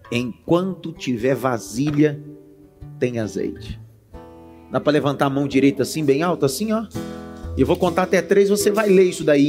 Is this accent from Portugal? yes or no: no; Northeast Region, Brazil; eu sou nordestino, então eu uso essas expressões